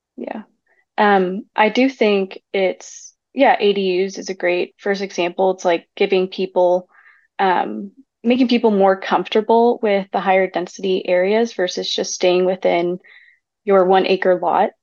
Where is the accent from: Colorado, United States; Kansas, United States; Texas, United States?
Texas, United States; I grew up in Texas my whole life in suburban neighborhoods